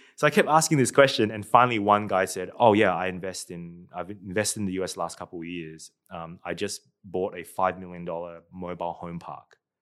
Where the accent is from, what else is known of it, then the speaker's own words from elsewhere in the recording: Darwin, Northern Territory, Australia; moved away as an adult; also born or lived in Singapore; now in United States; I grew up in Darwin